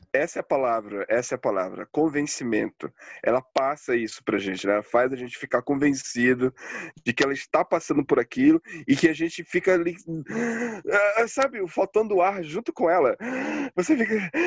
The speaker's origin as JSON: {"language": "Portuguese", "region": "Pará", "country": "Brazil", "moved": "yes", "lives_now": "Curitiba, Brazil", "said": "eu sou do norte, eu sou do Pará"}